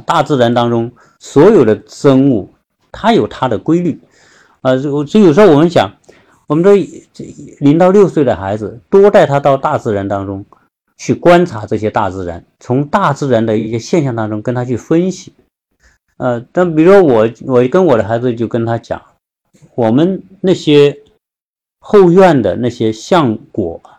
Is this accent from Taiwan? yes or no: no; China; 我们中国人